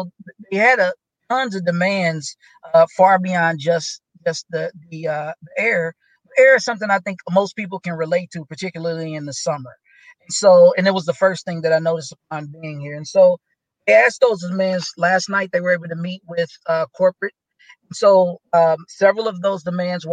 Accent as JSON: {"language": "English", "town": "Kansas City", "region": "Missouri", "country": "United States", "tie": "born or raised there", "said": "I grew up in Kansas City"}